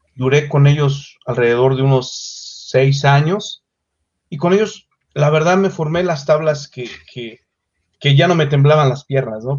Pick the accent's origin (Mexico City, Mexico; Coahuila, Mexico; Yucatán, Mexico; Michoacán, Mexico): Mexico City, Mexico; Yo nací en la Ciudad de México, exactamente